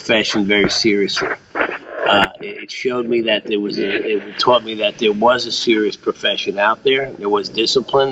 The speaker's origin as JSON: {"language": "English", "country": "United States", "tie": "born or raised there", "said": "growing up near New York City"}